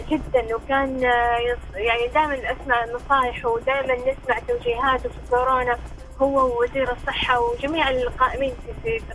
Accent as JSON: {"language": "Arabic", "town": "Jeddah", "region": "Makkah Province", "country": "Saudi Arabia", "said": "آه انا من جده"}